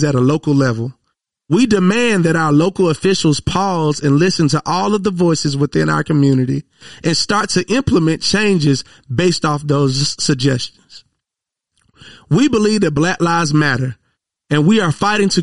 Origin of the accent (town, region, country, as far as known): Monroe, United States; born or raised there; moved away as an adult; now in Atlanta, United States